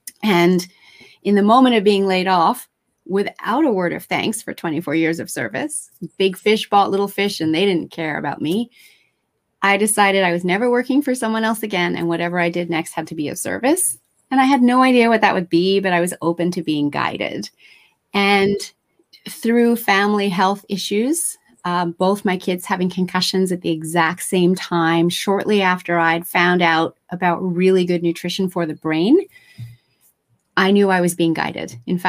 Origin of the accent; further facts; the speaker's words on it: Japan; also born or lived in Australia; I'm originally Australian. I know I don't sound that way. I had the good fortune to be raised in Japan and go to the international schools in Japan and finish high school and university in Australia.